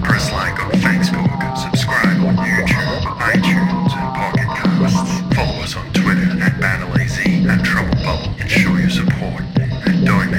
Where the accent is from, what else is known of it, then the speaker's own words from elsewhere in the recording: Maitland, New South Wales, Australia; I grew up in Maitland.